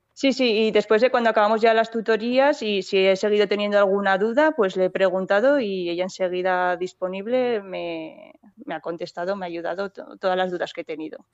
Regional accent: Borja, Aragon, Spain; moved away as an adult; now in Ágreda, Spain; yo vengo de la provincia de Zaragoza de, un pueblo que se llama Borja

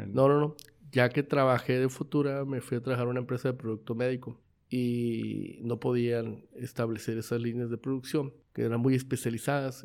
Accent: Mexico; nosotros como mexicanos

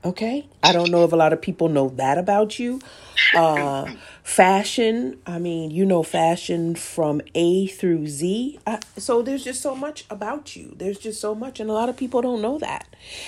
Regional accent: Midwest, United States; That's because we're from the Midwest. We're from the Midwest, okay?

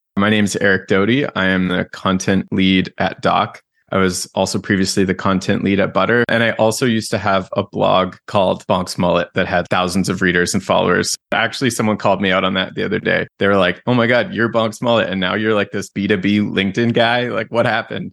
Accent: Canada; I'm Canadian.

